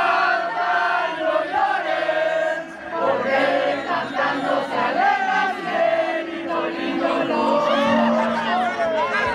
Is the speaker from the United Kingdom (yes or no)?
no; United States; being an American runner, coming from America